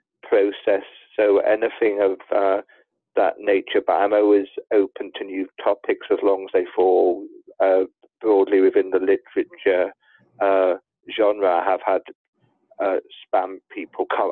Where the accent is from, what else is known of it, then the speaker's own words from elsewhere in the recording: Liverpool, North West England, United Kingdom; now in London, United Kingdom; I'm actually from Liverpool